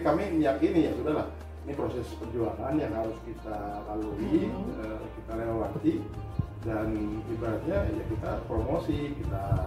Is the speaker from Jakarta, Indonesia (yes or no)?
yes; Jakarta, Indonesia; now in Bali, Indonesia; dilahirkan di Jakarta